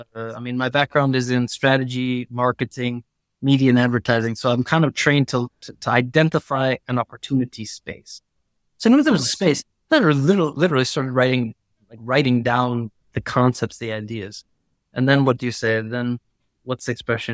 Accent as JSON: {"language": "English", "country": "United States", "moved": "yes", "lives_now": "Milan, Italy", "said": "as an American"}